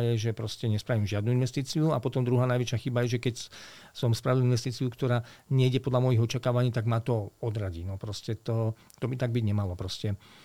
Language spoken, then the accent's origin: Slovak; Veľké Kršteňany, Trenčín Region, Slovakia; ja som vyrastal v nelahkých podmienkách. Pochádzam e, z, z hranice stredného západného Slovenska, dedina Veľké Krštiňany, je to pri partizánskom